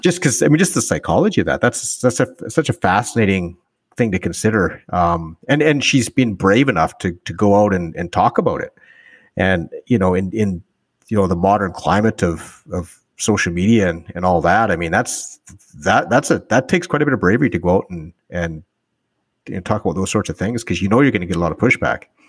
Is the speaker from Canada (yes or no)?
yes; northern Alberta, Canada; I grew up in, in northern Alberta